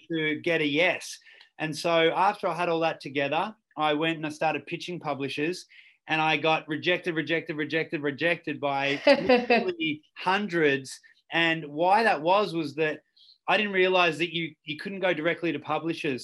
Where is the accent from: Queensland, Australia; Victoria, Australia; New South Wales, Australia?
Victoria, Australia; Ballarat; growing up in Ballarat was uh, look, it's a great town.